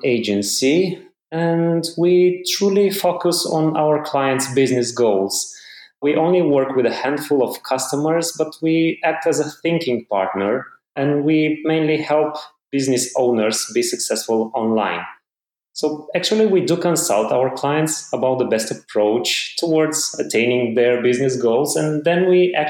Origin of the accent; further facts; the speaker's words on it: Romania; I'm from Romania in Eastern Europe. I live in Bucharest, the capital